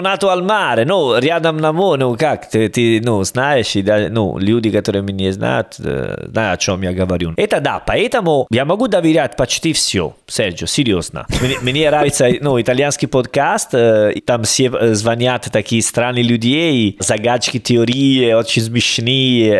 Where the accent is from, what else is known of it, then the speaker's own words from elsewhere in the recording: Salerno, Campania, Italy; Russian is a second language; moved away; я из Салерно